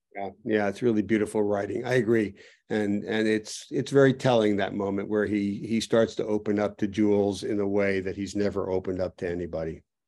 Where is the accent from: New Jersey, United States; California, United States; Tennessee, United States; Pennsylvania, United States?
New Jersey, United States; moved away; also born or lived in New York; I grew up in New Jersey and came to New York